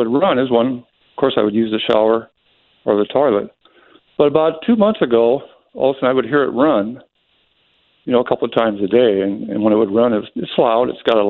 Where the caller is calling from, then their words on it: Illinois, United States; I'm calling from Illinois